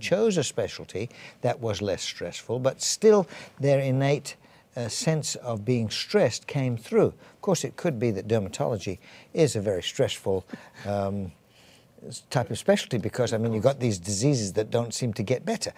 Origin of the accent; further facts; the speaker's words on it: England, United Kingdom; accent: English; moved away as an adult; also born or lived in Edinburgh / Canada; I'm, I'm English, as you probably can tell from my accent